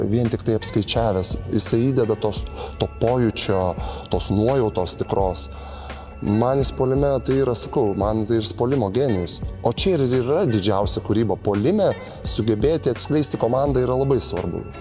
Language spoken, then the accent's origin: Lithuanian; Zarasai, Utena County, Lithuania; moved away; also born or lived in Panevėžys / Šiauliai; aš iš tikrųjų e, aukštaitis esu, nes gimęs iš viso